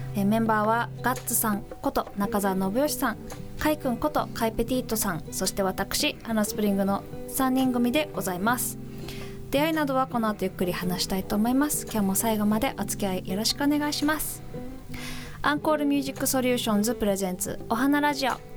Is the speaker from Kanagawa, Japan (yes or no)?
yes; Kawasaki, Kanagawa, Japan; 私も神奈川県出身、まあ、川崎